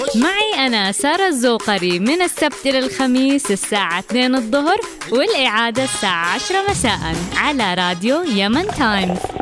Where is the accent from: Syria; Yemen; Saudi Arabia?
Yemen